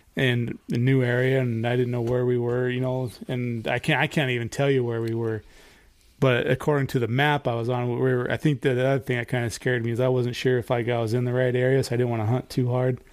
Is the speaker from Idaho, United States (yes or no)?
yes; Idaho, United States; growing up in Idaho, like me and Eric did